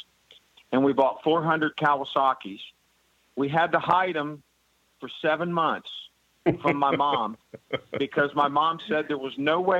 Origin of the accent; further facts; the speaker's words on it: Columbus, Ohio, United States; also born or lived in West Virginia; I've been here all my life